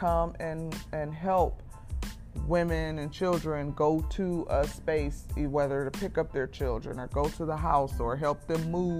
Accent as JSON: {"language": "English", "town": "Milwaukee", "region": "Wisconsin", "country": "United States", "said": "We're from Milwaukee, Wisconsin"}